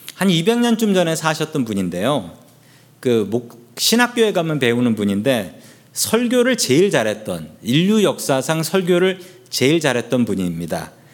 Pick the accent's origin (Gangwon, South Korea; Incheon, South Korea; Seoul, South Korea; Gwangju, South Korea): Seoul, South Korea; now in United States; 서울 봉천동에서 자랐습니다. 태어난 곳은 거긴 아닌데 서울 봉천동에서 자랐는데